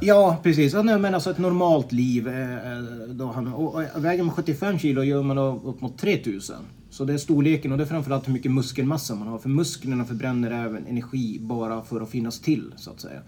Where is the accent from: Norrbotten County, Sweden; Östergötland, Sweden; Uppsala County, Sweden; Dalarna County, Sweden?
Norrbotten County, Sweden; Piteå; moved away as an adult; now in Örebro, Sweden; jag kommer från Piteå ursprungligen men flyttade ifrån som, som 18-åring